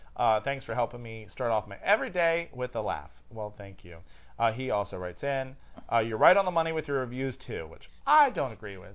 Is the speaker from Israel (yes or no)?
no; Australia; I'm from Australia. He'll know it.